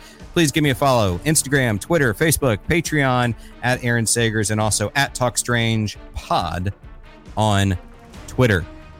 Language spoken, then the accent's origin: English; Florida, United States; So I grew up in Florida